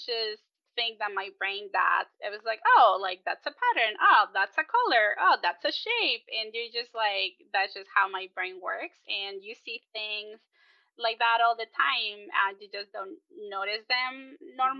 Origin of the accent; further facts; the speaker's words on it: Chile; moved away; I'm originally from Chile.